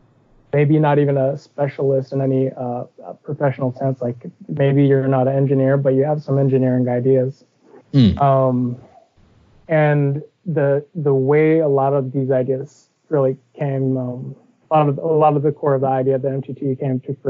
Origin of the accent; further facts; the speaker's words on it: Seattle, Washington, United States; I'm from Seattle, Washington